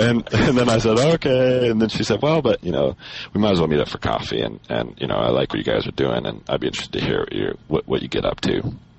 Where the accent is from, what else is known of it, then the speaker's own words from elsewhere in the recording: Colorado, United States; moved away as an adult; I'm originally from Colorado. I was born and raised there. I went to Colorado State University, where I got a degree in computer science.